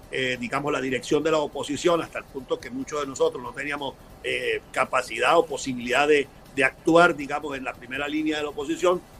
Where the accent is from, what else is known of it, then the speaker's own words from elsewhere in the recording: Táchira, Venezuela; Pero yo soy un venezolano que de verdad quiere ser presidente. Primero porque tengo la, vocación, la formación, quizás por mi condición de gocho, eh